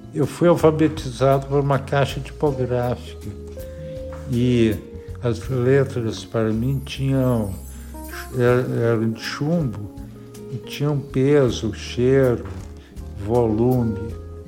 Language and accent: Portuguese; Ouro Preto, Minas Gerais, Brazil; eu nasci em Ouro Preto e vivo aqui até hoje